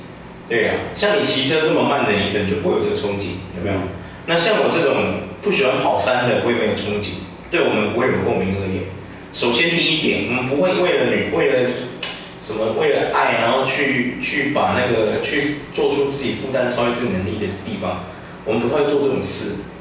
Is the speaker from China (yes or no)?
no; Taiwan; 因为其实我们台湾很早期，我讲真的，柯受良你知道吗？嗯。柯受良是我们台湾人，柯有伦的爸爸。